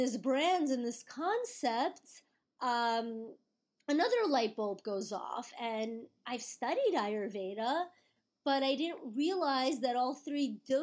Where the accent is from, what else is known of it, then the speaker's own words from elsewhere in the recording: New York City, New York, United States; I am born and raised in New York City